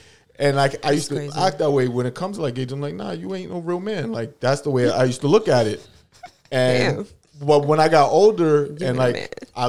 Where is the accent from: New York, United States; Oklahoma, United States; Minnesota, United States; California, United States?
New York, United States; New York City; growing up in New York, in the city